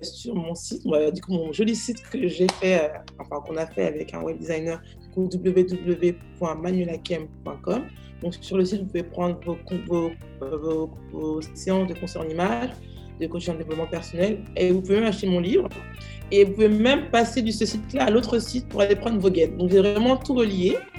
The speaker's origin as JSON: {"language": "French", "country": "France", "tie": "born or raised there", "said": "j'ai grandi, je suis née en France"}